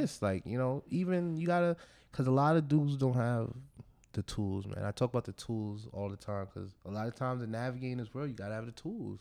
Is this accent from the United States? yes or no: no; Nigeria; I am a Nigerian